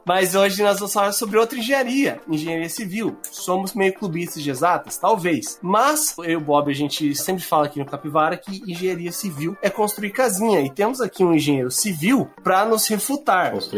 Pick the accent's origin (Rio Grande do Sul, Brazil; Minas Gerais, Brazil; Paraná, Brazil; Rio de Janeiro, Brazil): Rio Grande do Sul, Brazil; Gaúcho; Nós que somos gaúchos